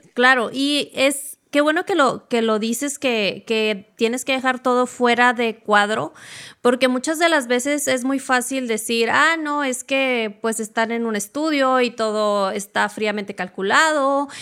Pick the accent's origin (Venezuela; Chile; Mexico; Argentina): Mexico; yo soy mexicano